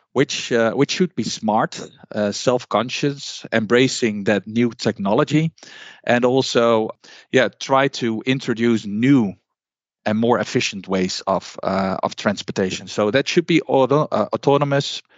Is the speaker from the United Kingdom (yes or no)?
no; Netherlands; I'm from the Netherlands